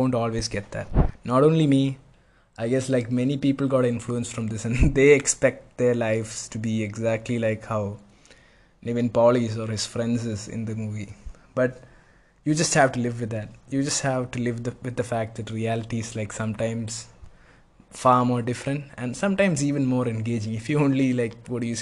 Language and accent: English; Kochi, Kerala, India; moved away; I'm from Kochi